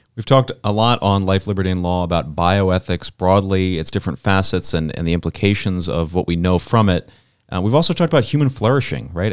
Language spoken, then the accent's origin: English; Pennsylvania, United States; I'm from Pennsylvania